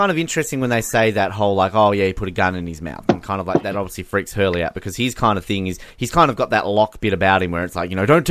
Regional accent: Australia; We've lived here our entire lives. We're Australian

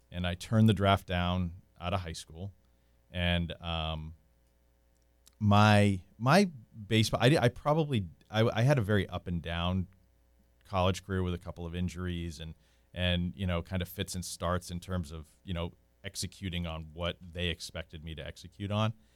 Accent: Cape Cod, Massachusetts, United States; moved away as an adult; now in Winter Park, United States; grew up on Cape Cod, in Massachusetts

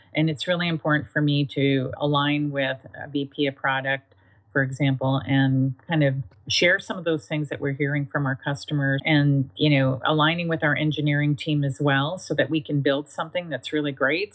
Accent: Canada; moved away as an adult; now in Northern California, United States; I am Canadian by birth, and I spent most of my life in Canada

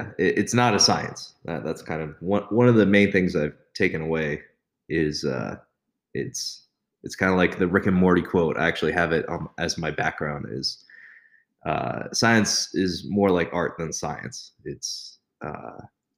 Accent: Pleasanton, California, United States; moved away as an adult; now in Las Vegas, United States; I grew up in Pleasanton, California.

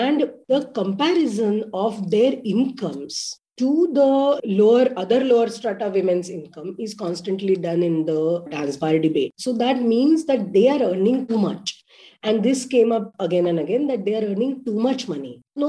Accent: Mumbai, Maharashtra, India; I was born and brought up in Bombay within a family of socialist workers, activists. My grandmother, Nalini Pandit

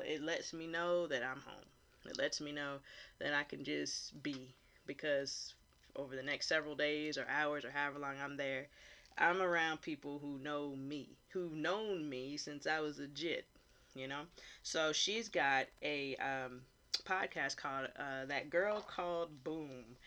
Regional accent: Hilton Head, South Carolina, United States; I was born and raised on Hilton Head, South Carolina

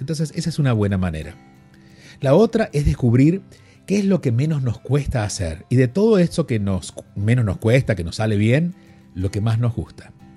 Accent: Argentina; soy argentino y viviendo en Argentina y siendo niño, siendo un varón y no jugando al fútbol, era bastante condenable en su momento, sobre todo viviendo en un pequeño pueblo

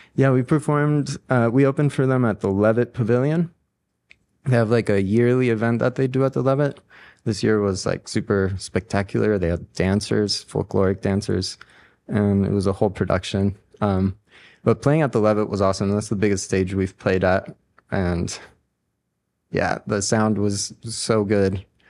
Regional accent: Ecuador; also born or lived in New Orleans, United States / Boulder, United States; now in Denver, United States; I'm from Ecuador, I grew up with Latin American music

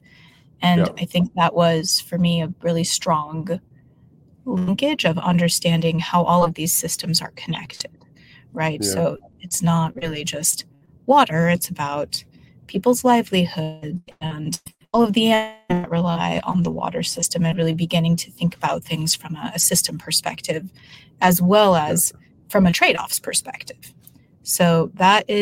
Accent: Denver, Colorado, United States; moved away as an adult; now in California, United States; In Denver, Colorado. So I was actually born in Denver proper and lived in Denver almost my whole life until graduating high school

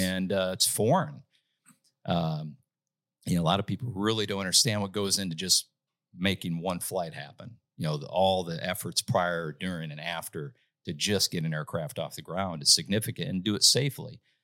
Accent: Saint Paul, Minnesota, United States; moved away as an adult; now in Nashville, United States; I'm from Minnesota, born and raised in Saint Paul, Minnesota

